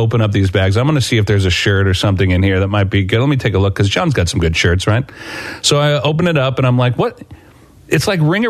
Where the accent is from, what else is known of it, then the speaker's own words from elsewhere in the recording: St. Louis, Missouri, United States; We're from St. Louis